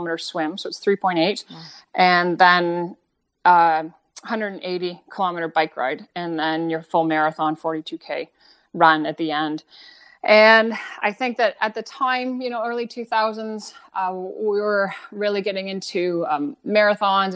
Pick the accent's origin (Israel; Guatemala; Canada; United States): Canada; also born or lived in New Zealand; I was from Canada. I wasn't like them. I wasn't a New Zealander